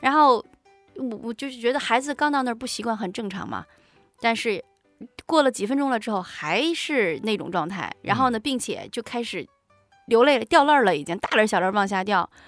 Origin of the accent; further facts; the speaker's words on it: Tangshan, Hebei, China; 我说我是唐山的